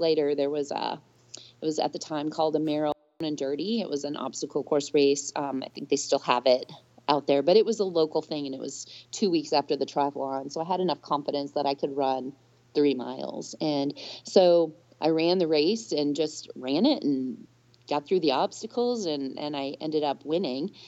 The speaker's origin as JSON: {"language": "English", "region": "Minnesota", "country": "United States", "tie": "born or raised there", "moved": "yes", "lives_now": "Georgia, United States", "said": "my home state of Minnesota"}